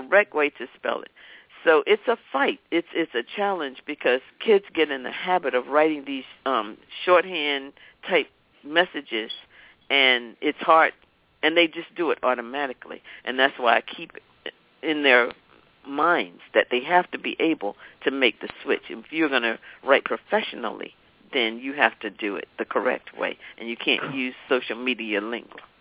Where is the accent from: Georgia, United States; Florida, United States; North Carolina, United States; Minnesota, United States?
North Carolina, United States; Raleigh; I grew up in Raleigh, North Carolina